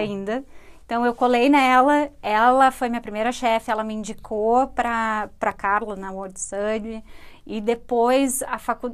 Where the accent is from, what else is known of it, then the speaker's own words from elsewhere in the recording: Rio Grande do Sul, Brazil; accent: rio-grandense; deveria identificar o sotaque rio-grandense